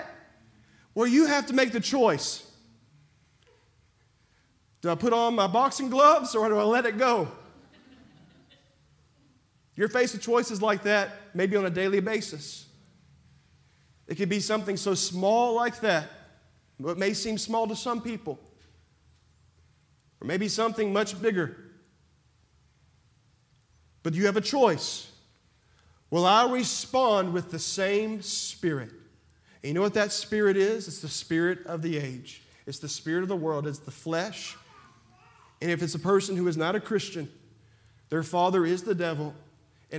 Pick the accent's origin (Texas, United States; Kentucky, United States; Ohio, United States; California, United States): Texas, United States; I'm from Texas